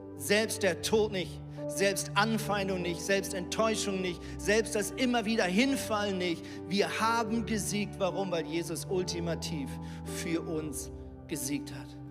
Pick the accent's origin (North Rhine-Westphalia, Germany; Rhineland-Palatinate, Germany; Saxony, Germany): North Rhine-Westphalia, Germany; Lemgo; moved away as an adult; also born or lived in Switzerland; now in Hamburg, Germany; ich bin ja in Lemgo aufgewachsen